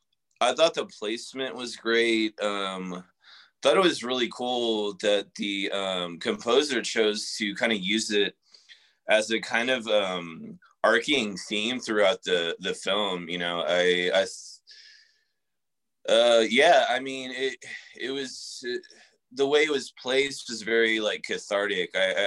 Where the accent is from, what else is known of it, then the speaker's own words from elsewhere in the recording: San Antonio, Texas, United States; I grew up in San Antonio, which, you know, isn't like the biggest market for sports teams at all.